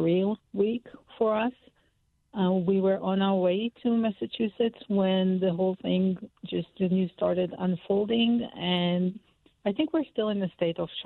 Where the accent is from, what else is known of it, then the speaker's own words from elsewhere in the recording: Israel; moved away; we were born and bred in Israel, and we are in our 50s now